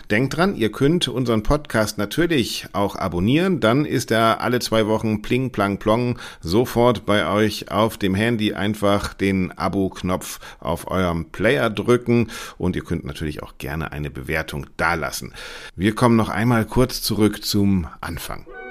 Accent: Bremen, Germany; Ich bin aufgewachsen in Bremen

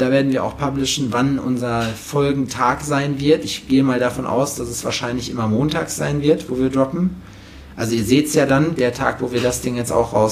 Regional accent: Berlin, Germany; Ich komme aus Berlin.

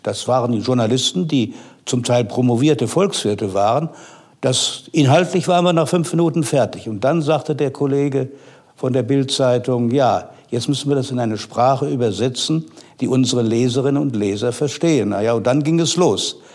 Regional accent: North Rhine-Westphalia, Germany; moved away as an adult; also born or lived in Nassau, Rhineland-Palatinate / Mannheim; Ich bin dann aufgewachsen in Westfalen, habe dort Abitur gemacht

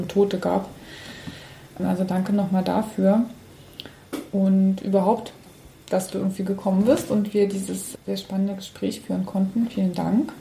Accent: Cottbus, Brandenburg, Germany; ich bin ja in Cottbus groß geworden

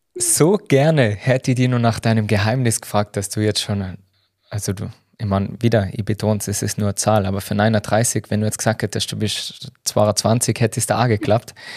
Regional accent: Tyrol, Austria; als Tiroler

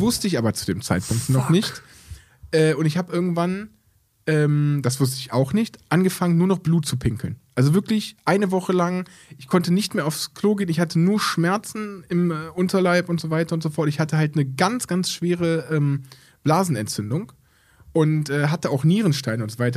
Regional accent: Aachen, North Rhine-Westphalia, Germany; bei uns in Aachen

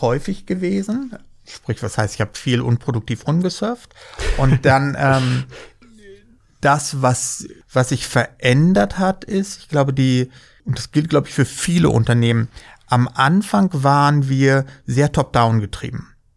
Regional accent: Germany; wir sind Deutsche

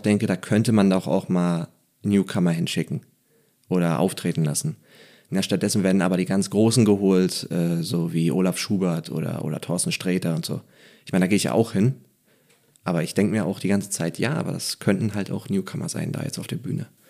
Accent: Neubrandenburg, Mecklenburg-Vorpommern, Germany; moved away; als Mecklenburger

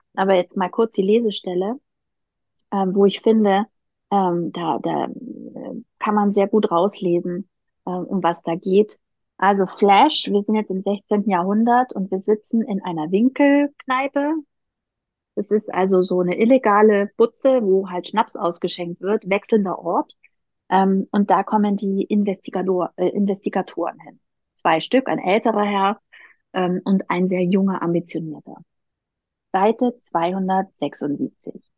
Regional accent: Southern Germany, Germany; ich komme ja aus Süddeutschland

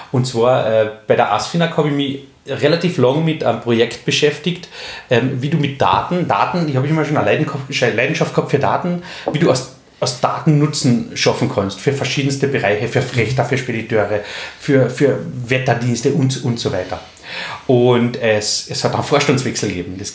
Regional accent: Köstenberg, Carinthia, Austria; ich bin 39 Jahre alt, gebürtiger Kärntner, komme aus Köstenberg, wenn das wer kennt, wunderschöne Gegend in Kärnten.

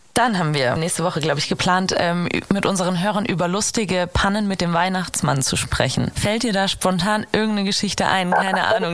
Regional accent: Giessen, Hesse, Germany; moved away; ich komm aus Hessen, aus Gießen.

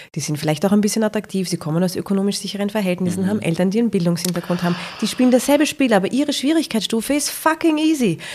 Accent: Vienna, Austria; Ich komme aus Simmering

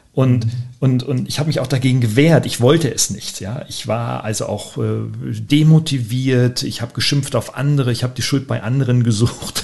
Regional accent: Weinheim, Baden-Württemberg, Germany; meiner Heimatstadt hier in Weinheim

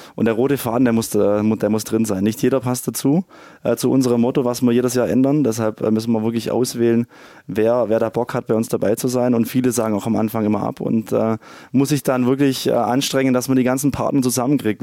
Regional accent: Ravensburg, Baden-Württemberg, Germany; Ursprünglich aus Ravensburg, gar nicht weit von hier.

